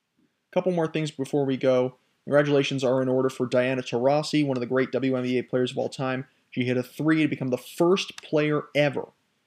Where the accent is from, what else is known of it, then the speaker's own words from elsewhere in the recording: United States; especially as an American